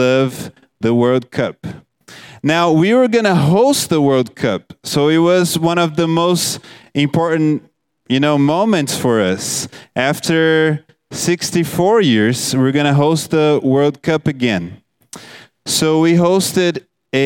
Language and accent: English; Brazil; moved away; I'm from Brazil